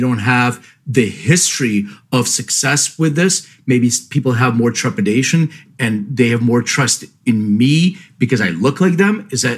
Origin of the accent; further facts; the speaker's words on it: Lithuania; born there; Well, so I'm an immigrant. I was born in Lithuania. My parents came here with $500 in their pockets.